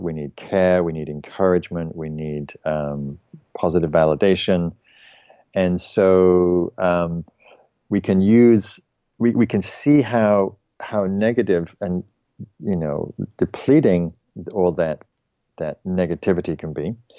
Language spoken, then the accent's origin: English; England, United Kingdom; I'm English